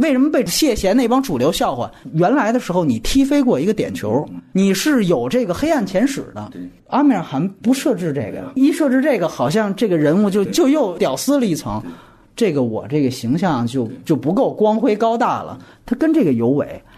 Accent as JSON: {"language": "Chinese", "country": "China", "said": "作为中国人"}